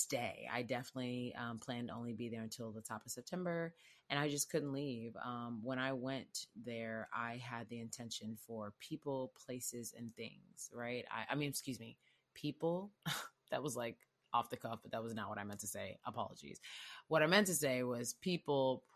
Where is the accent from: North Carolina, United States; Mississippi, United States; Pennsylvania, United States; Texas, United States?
Texas, United States; Houston; I'm from Houston